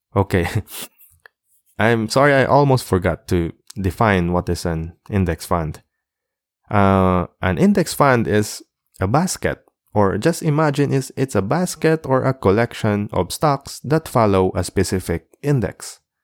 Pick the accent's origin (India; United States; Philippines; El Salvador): Philippines; being a Filipino seafarer, it's easier now in our country to open your own brokerage account